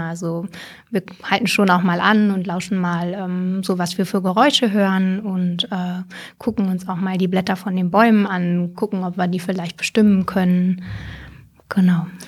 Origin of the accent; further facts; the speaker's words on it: Hameln-Pyrmont district, Lower Saxony, Germany; also born or lived in Hildesheim; ich bin quasi an der Landkreisgrenze aufgewachsen, äh, offiziell Hameln-Pyrmont